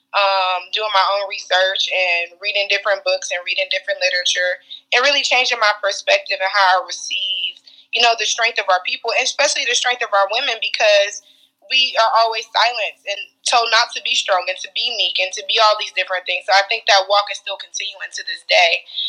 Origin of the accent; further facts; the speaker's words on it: Cleveland, Ohio, United States; we grew up in Cleveland